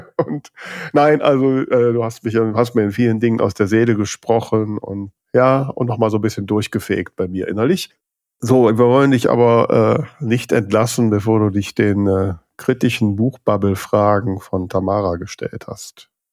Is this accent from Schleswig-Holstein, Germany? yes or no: no; Düsseldorf, North Rhine-Westphalia, Germany; ich bin Düsseldorfer Ecke